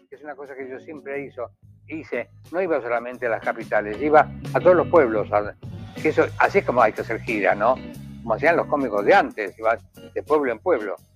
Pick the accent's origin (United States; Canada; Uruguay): Uruguay; como soy uruguayo